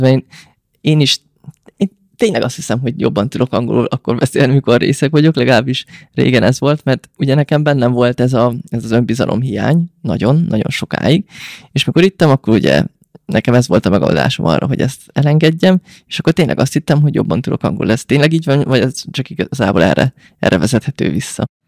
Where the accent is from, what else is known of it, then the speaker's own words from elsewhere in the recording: Hungary; nekünk, mint magyarok